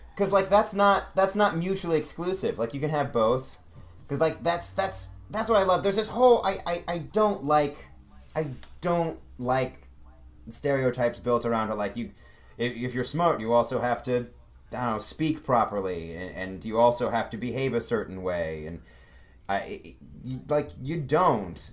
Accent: Ohio, United States; moved away as an adult; now in Hollywood, United States; I'm originally from Ohio

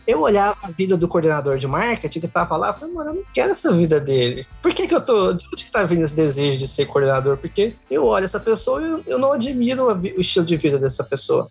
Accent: Goiânia, Goiás, Brazil; moved away; eu sou de Goiânia, né? Nascido e criado

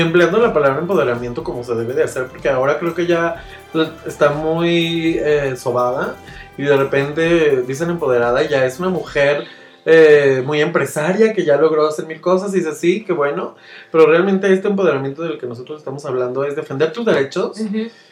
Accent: Mexico

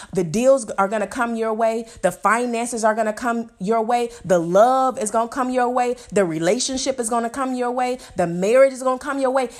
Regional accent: Chicago, Illinois, United States; I'm from Chicago

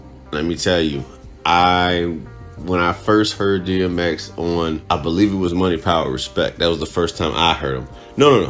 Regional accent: Cuba; moved away; Growing up in Cuba

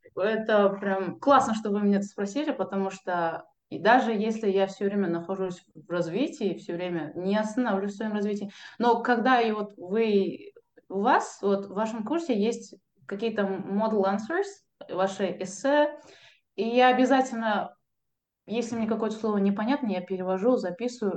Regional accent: Kazakhstan; я typical казах кельн, невестка

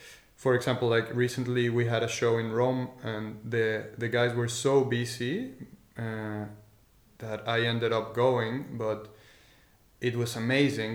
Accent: Tequisquiapan, Querétaro, Mexico; moved away as an adult; also born or lived in Mexico City / Madrid, Spain; now in Leiden, Netherlands; So, I was born in Mexico City, and my parents and I, my family and I, we moved to Tequisquiapan, to this tiny village

